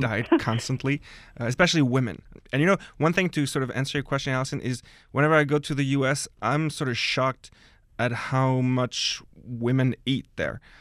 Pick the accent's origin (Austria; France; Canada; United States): France; Paris, Île-de-France; I guess I qualify as a, as a full-on Parisian, born and raised